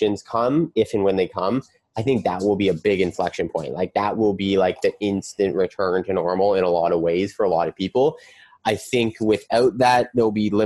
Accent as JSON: {"language": "English", "country": "Canada", "said": "as a Canadian"}